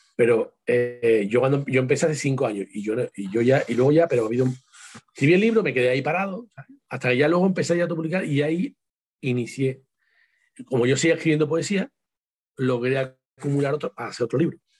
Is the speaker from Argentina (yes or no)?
no; Seville, Andalusia, Spain; con mi tierra, con la parte de sur, Andalucía.